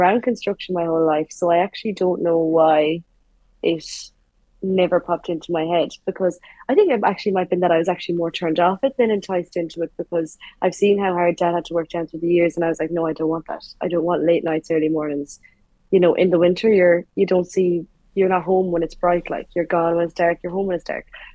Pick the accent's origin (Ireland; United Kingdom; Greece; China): Ireland; Galway, Connacht; moved away as an adult; now in Dublin, Ireland; Was born and raised in Galway, in the west of Ireland